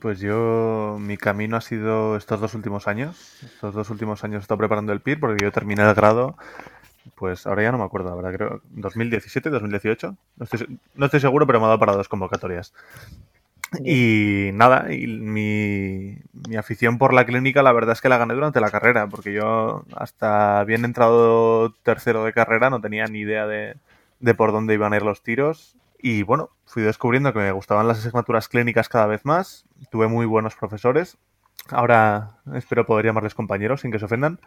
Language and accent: Spanish; Pamplona, Navarre, Spain; moved away as an adult; also born or lived in Madrid; yo soy de Pamplona, pero me, fui a Madrid